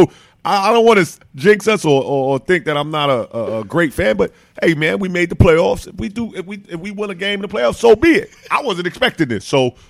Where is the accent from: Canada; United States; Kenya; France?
United States; New York City, New York; moved away as an adult; also born or lived in Atlanta; I'm from New York